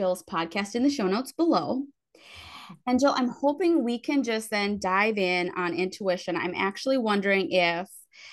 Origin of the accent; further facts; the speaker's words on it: Midwest, United States; I'm from the Midwest.